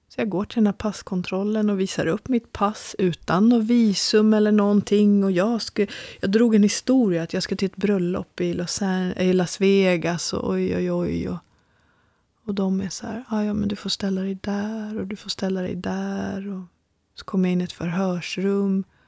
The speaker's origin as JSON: {"language": "Swedish", "country": "Sweden", "said": "jag är ju liksom svensk"}